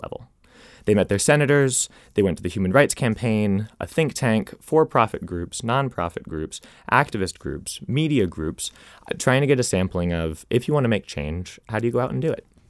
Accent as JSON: {"language": "English", "town": "Arlington", "region": "Virginia", "country": "United States", "tie": "born or raised there", "also_born_or_lived": "Rhode Island", "moved": "yes", "said": "my hometown of Arlington, Virginia"}